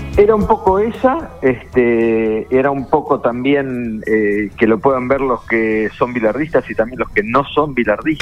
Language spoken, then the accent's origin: Spanish; La Plata, Buenos Aires Province, Argentina; siendo platense, estudiante